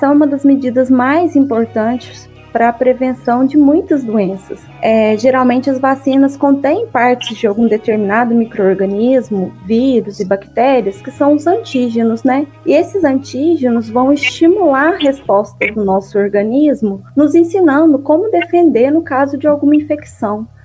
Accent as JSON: {"language": "Portuguese", "town": "Guaranésia", "region": "Minas Gerais", "country": "Brazil", "said": "Bom, eu sou mineira, como vocês. Eu sou de Guaranésia, no sul de Minas."}